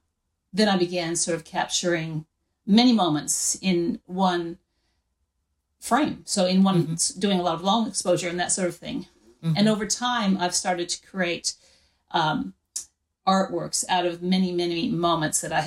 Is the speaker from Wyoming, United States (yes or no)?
yes; Wyoming, United States; now in Australia; I grew up in Wyoming in the United States.